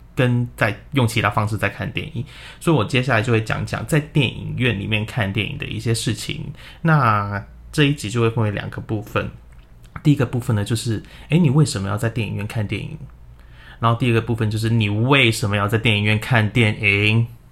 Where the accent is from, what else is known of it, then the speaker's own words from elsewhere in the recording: Hong Kong; now in Taiwan; 我们住在亚洲嘛， 我现在住在台湾 而且我在香港的房子非常小